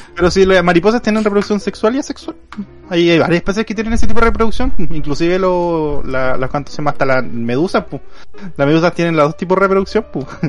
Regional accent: Concepción, Biobío, Chile; cuando era chico, viví en Conce toda mi vida

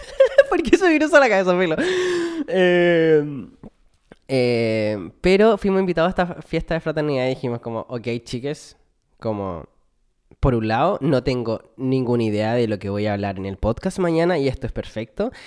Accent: Chile; moved away as an adult; como buena chilena, weona que extraña su país y su cultura

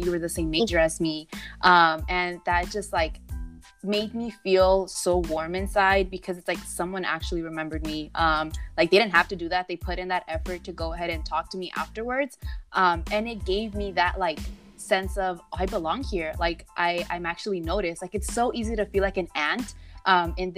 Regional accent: Los Angeles, California, United States; I am proudly from South Central Los Angeles

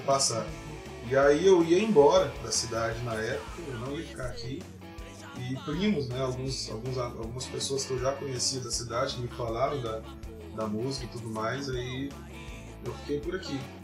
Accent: Dourados, Mato Grosso do Sul, Brazil; moved away as an adult; also born or lived in Rondônia; now in Uberlândia, Brazil; eu sou de Dourados, Mato Grosso do Sul

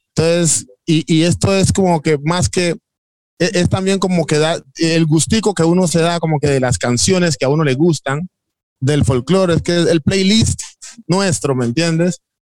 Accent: Timbiquí, Cauca, Colombia; now in Cali, Colombia; cuando nos vinimos de Timbiquí a Cali, éramos 14 chicos

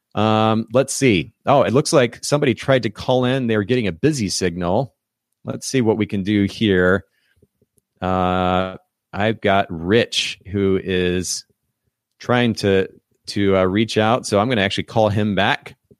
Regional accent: Kokomo, Indiana, United States; indiana uh, my home state, actually. I'm originally from Kokomo, Indiana

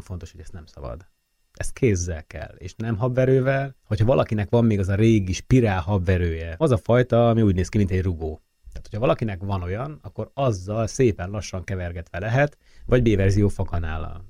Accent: Hungary; also born or lived in France

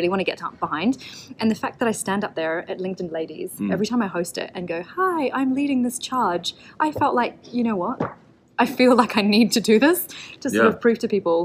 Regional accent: Auckland, New Zealand; moved away; I'm from Auckland in New Zealand originally

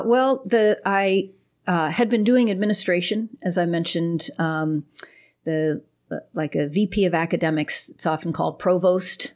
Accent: Pittsburgh, Pennsylvania, United States; also born or lived in Chicago; now in Houston, United States; I was born in Pittsburgh. We've only lived in Houston about six months.

